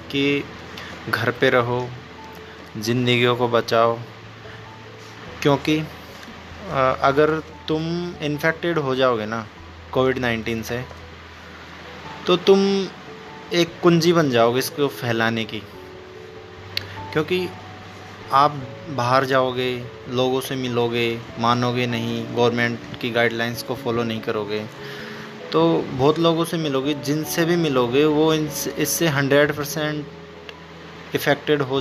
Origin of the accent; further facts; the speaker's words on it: India; मैं इंडिया से हूँ